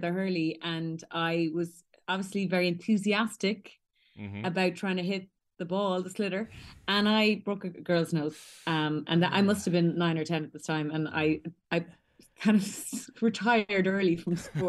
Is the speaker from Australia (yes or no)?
no; Ballincollig, Munster, Ireland; We all grew up, went to Scullbarra, went to Ballincollig Community School.